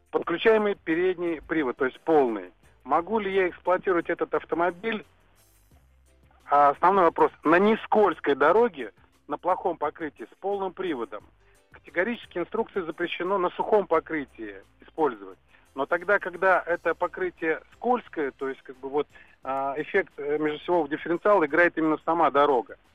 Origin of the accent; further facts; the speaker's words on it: Tolyatti, Samara Oblast, Russia; я сам из Тольятти, кстати.